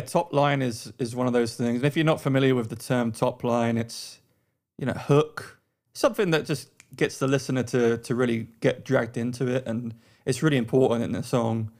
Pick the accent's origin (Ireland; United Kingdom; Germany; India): United Kingdom; London; moved away as an adult; also born or lived in Australia; now in United States; I'm originally from London, and I now live in the U S A.